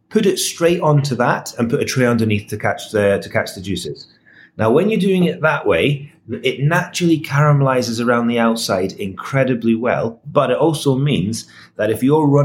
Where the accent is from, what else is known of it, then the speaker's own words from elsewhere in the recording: Scotland, United Kingdom; and I'm Scottish, so I am a bourbon, I am a whiskey